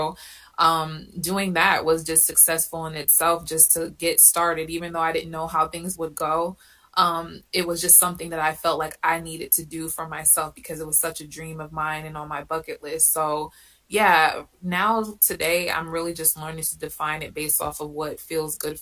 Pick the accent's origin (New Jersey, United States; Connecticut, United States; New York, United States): Connecticut, United States; moved away as an adult; now in Atlanta, United States; I'm originally from Connecticut